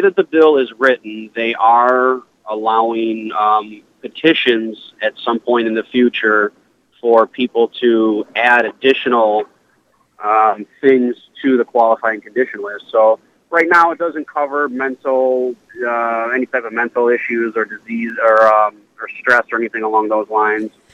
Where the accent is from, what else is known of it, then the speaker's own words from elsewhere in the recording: Cleveland, Ohio, United States; I'm from Cleveland. We're based out of Cleveland, Ohio, and born and raised.